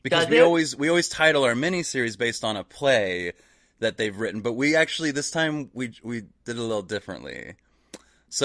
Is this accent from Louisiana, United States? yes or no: no; Kansas, United States; I'm from Kansas.